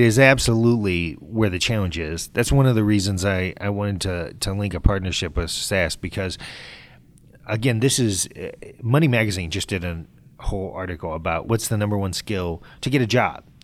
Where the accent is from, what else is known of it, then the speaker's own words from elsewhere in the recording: Northern Ohio, United States; moved away as an adult; also born or lived in Burlington, Vermont; now in Michigan, United States; I grew up in Northern Ohio.